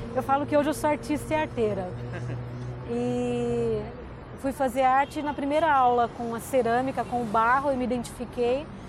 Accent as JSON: {"language": "Portuguese", "region": "São Paulo", "country": "Brazil", "said": "Eu tenho 47 anos, sou de São Paulo"}